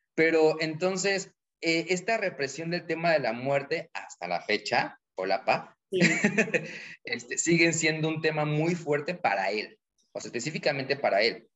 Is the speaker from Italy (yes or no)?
no; Mexico; los mexicanos